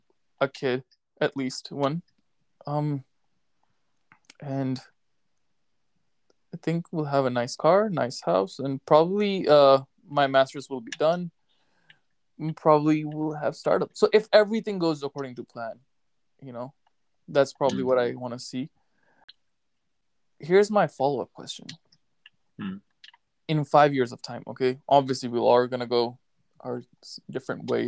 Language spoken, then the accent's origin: English; United States; now in Pakistan; So I grew up in America